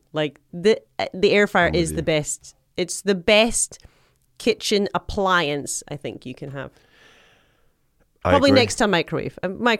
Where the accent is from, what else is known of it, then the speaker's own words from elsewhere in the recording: Scotland, United Kingdom; All you need, I'm Scottish.